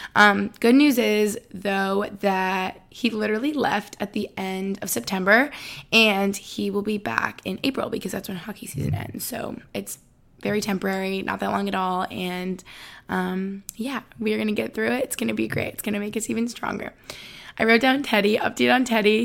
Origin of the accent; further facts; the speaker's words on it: Albany, New York, United States; moved away as an adult; also born or lived in East Village, New York City; now in Boston, United States; I am from Albany, New York, just upstate New York